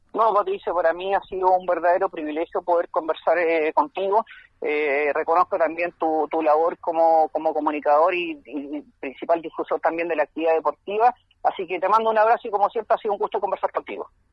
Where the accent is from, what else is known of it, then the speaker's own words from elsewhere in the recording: Valdivia, Los Ríos, Chile; yo soy de Valdivia